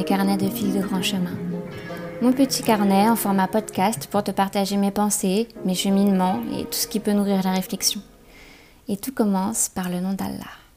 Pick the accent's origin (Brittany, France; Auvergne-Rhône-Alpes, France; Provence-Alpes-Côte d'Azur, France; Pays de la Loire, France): Brittany, France; moved away as an adult; also born or lived in Toulon; j'ai grandi donc en Bretagne et je suis restée en Bretagne jusqu'à mes, mes 19 ans.